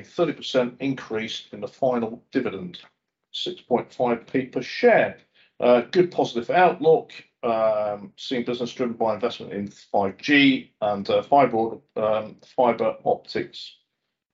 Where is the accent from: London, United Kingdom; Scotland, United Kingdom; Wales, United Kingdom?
Scotland, United Kingdom; schooling just south of Glasgow; moved away; also born or lived in England (born); I was brought up in Scotland